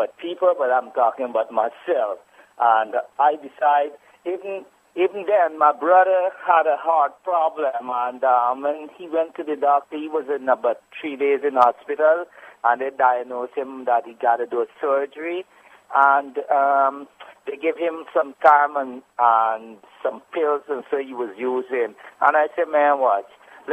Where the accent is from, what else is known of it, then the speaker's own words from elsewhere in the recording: Guyana; I'm from Guyana